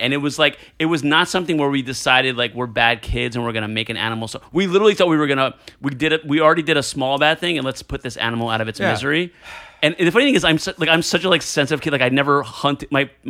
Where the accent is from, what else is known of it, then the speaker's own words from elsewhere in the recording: New Jersey, United States; No, I was born in Jersey.